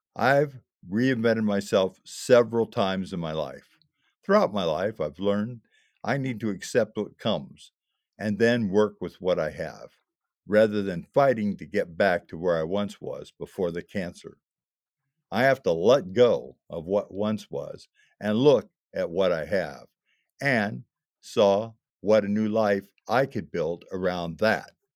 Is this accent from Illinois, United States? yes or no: yes; Illinois, United States; moved away as an adult; my hometown in Illinois